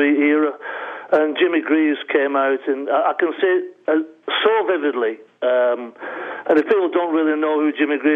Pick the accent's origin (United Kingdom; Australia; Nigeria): United Kingdom; Bolton, North West England; moved away; I was born in Bolton, a little town called Falmouth, just outside Bolton. So Bolton Wanderers was my team